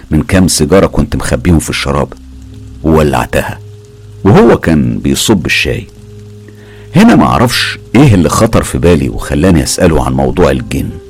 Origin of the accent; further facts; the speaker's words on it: Aleppo, Aleppo Governorate, Syria; من سوريا وبالتحديد من حلب عمري دلوقتي 30 سنة